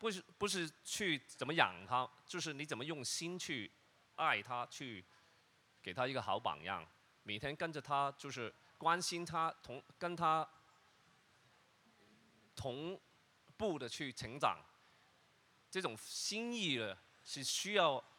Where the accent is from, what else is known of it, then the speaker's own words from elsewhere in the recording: Hong Kong; first language Cantonese; Chinese is a second language; 因为我的普通话，我每一次为什么 … 要想那么久？其实我用广东话从我的脑海脑海去转过来，就是所以比较慢啊